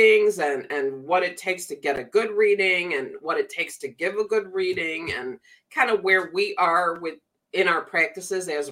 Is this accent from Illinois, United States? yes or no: yes; Chicago, Illinois, United States; I grew up around Chicago